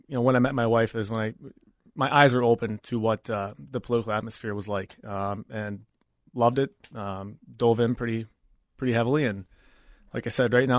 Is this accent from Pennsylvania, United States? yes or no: no; Apple Valley, Minnesota, United States; also born or lived in Maine; I grew up in Apple Valley, born and raised, graduated from Apple Valley High School